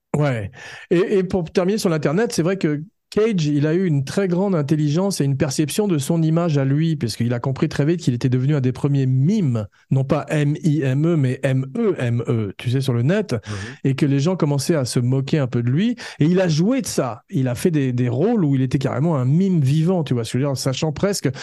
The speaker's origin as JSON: {"language": "French", "country": "France", "said": "comme on est français"}